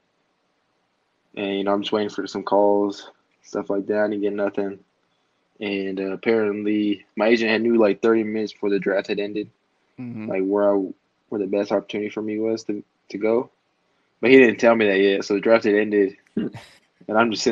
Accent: California, United States; moved away as an adult; now in Pittsburgh, United States; I'm from California, so I'd never been on this side of the country for longer than 2 days

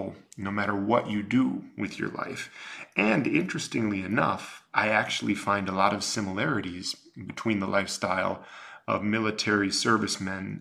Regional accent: United States; as an American

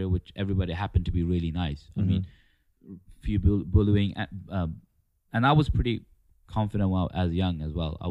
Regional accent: Märsta, Stockholm County, Sweden; I was 3 months old when I came to Sweden. So from that age to 10, 11, I lived in a place called Märsta, which is north.

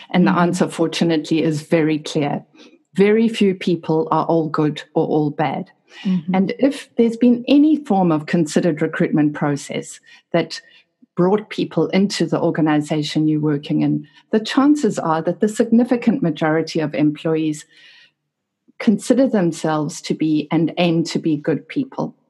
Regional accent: Durban, KwaZulu-Natal, South Africa; my hometown, which is Durban in South Africa.

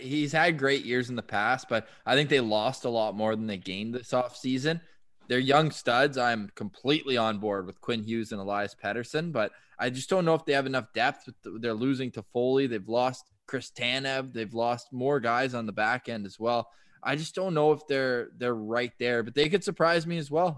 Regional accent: Ottawa, Ontario, Canada; now in Toronto, Canada; I'm from Ottawa, and there it's just the neighborhood dad going out to water the rink at night

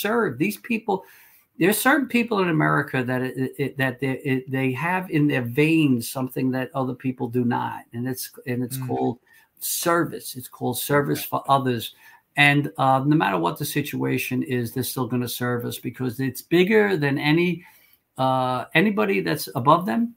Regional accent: New York City, New York, United States; I'm from Staten Island, which is a very conservative borough

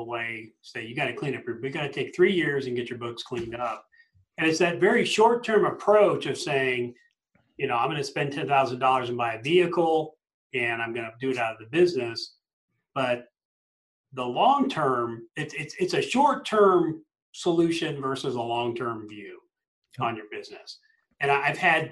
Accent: Colorado Springs, Colorado, United States; here in my hometown of Colorado Springs

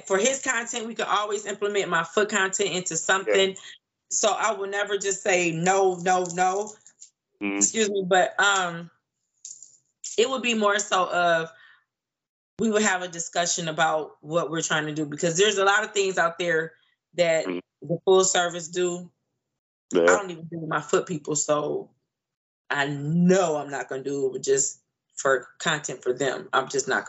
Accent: Detroit, Michigan, United States; now in Huntsville, United States; I'm in Huntsville, Alabama right now. But I'm originally from Detroit

